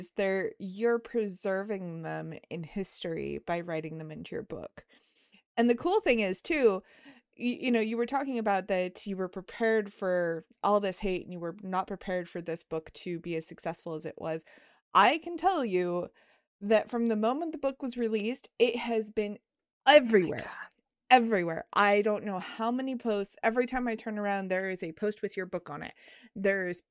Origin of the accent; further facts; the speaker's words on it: Northern New Mexico, United States; growing up in Northern New Mexico